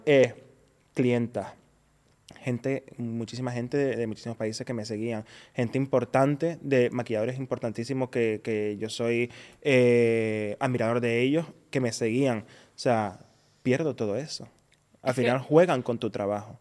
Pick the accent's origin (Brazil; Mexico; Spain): Spain